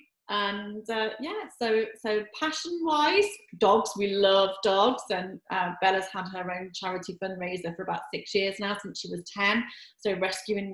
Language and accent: English; England, United Kingdom; moved away as an adult; also born or lived in Jamaica / Belgium / Netherlands / Mallorca; now in Lanzarote, Spain; originally I'm from England